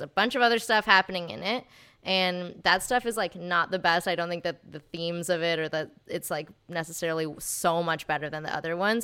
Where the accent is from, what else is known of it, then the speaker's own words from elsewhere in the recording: Texas, United States; moved away as an adult; also born or lived in Santa Barbara, California; now in Los Angeles, United States; I was raised in Texas. Um, and then I moved out here to go to U C Santa Barbara